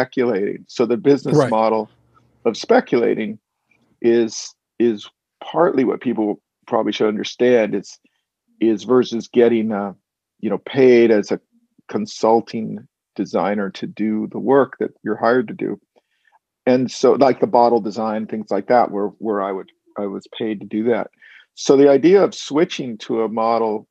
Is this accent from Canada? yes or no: no; Walnut Creek, California, United States; I'm actually from a suburb of San Francisco called Walnut Creek